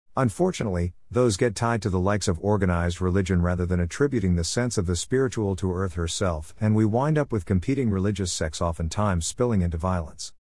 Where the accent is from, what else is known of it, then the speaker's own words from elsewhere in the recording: Midwest, United States; Being a Midwesterner